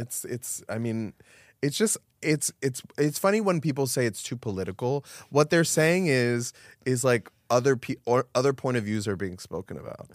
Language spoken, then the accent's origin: English; Miami, Florida, United States; moved away; also born or lived in New York; I grew up in Miami